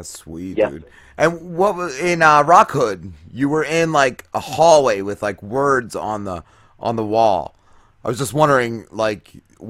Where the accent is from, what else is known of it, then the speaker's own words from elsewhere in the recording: New Milford, New Jersey, United States; I grew up up north. I grew up in Bergen County.